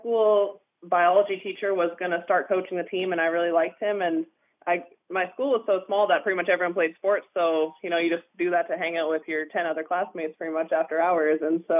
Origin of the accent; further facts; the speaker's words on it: Houston, British Columbia, Canada; Even when I was growing up in BC, I would have to clarify that I was from British Columbia because most people have never heard of Houston before.